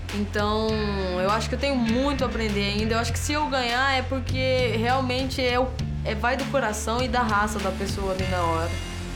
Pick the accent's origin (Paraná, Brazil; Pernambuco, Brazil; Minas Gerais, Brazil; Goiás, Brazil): Paraná, Brazil; Moarama; Eu nasci em Moarama, no Paraná. Ia de ônibus para a escola de manhã